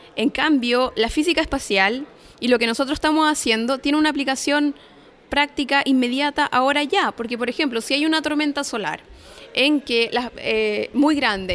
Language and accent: Spanish; Chile; moved away as an adult; yo me fui de Chile hace seis años